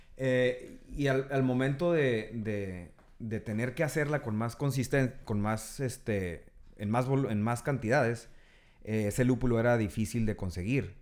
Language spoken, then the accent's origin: Spanish; Tijuana, Baja California, Mexico; also born or lived in San Diego; nacimos en Tijuana, bueno, crecimos aquí y allá